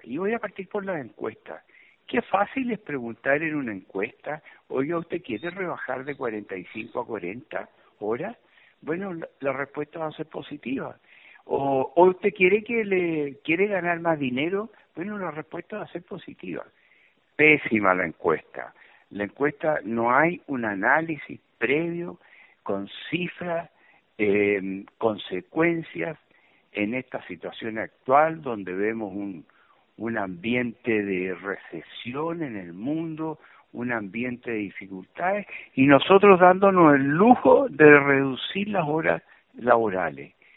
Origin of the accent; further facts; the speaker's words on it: Chile; uno como chileno